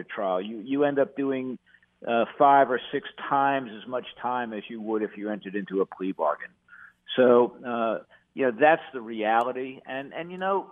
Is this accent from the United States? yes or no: yes; New York, United States; moved away as an adult; now in North Carolina, United States; I was born in New York